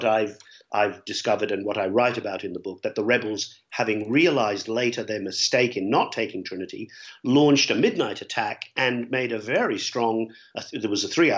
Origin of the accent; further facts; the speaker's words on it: New Zealand; also born or lived in Ireland / Dublin, Ireland; I'm an Irish-born Kiwi, a New Zealander, but I was always curious growing up in New Zealand about my native land.